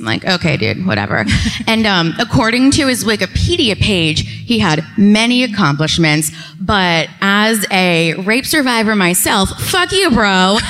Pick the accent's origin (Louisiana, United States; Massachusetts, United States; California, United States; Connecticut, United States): Connecticut, United States; Norwich; also born or lived in Colchester, Connecticut; I'm from Norwich, Connecticut. Okay. I live in Colchester. If you're from the East Coast, I live near Mohegan Sun.